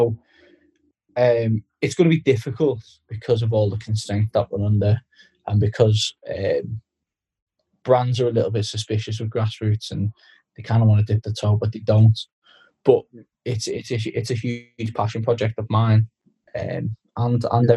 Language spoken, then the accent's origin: English; Skelmersdale, North West England, United Kingdom; a Skem United fan, which is my hometown club